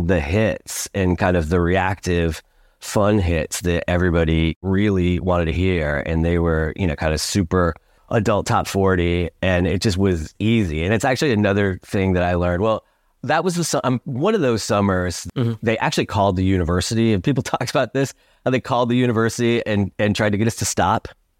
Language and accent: English; Syracuse, New York, United States; growing up in Syracuse, you know, kind of there aren't many ways for you to do anything like that has anything to do with music